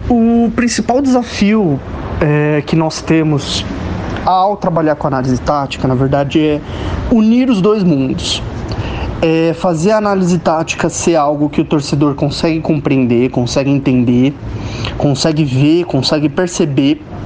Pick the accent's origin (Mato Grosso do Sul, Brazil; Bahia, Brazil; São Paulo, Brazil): São Paulo, Brazil; also born or lived in ABC Paulista; Sou de São Paulo, morei muito tempo no ABC Paulista